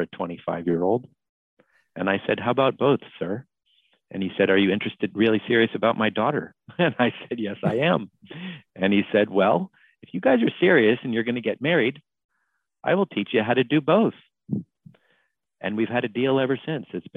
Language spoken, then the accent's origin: English; Florida, United States; I grew up in Florida